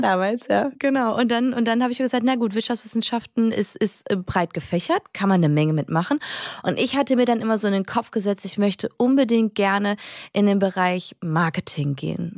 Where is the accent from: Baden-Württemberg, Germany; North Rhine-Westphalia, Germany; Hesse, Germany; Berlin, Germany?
North Rhine-Westphalia, Germany; Düsseldorf; Ich komme ja eigentlich aus Düsseldorf